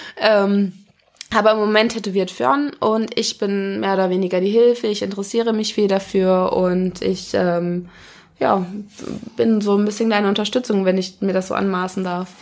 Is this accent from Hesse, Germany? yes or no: yes; Wolfhagen, Hesse, Germany; also born or lived in Kassel; now in Frankfurt, Germany; Geboren bin ich in Wolfhagen. Das ist ein, ähm, ein ganz kleines Dorf in der Nähe von Kassel